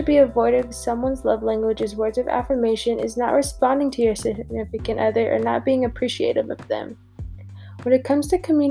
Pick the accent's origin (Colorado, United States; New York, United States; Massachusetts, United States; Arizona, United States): Colorado, United States; born and raised in Colorado